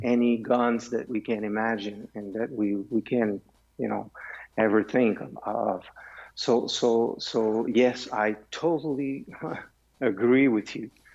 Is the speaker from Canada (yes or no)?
yes; Canada; also born or lived in Switzerland; I have a foundation also in Switzerland because I am Canadian, but I am also Swiss.